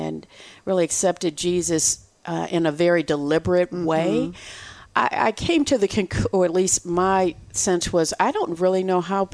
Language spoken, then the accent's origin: English; Michigan, United States; moved away as an adult; now in Texas, United States; I'm from Michigan